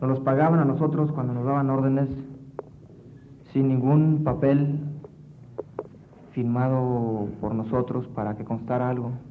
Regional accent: Valle Hermoso, Tamaulipas, Mexico; Vengo yo de Vallehermoso, Tamaulipas, con el fin de estudiar, como ya lo dije, y trabajar a la vez.

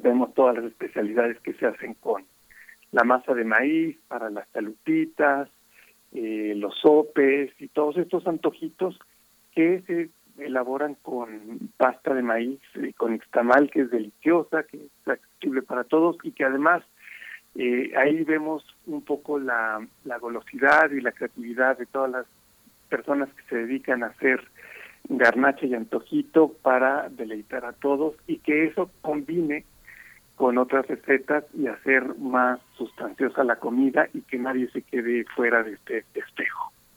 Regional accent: Mexico; como mexicanos

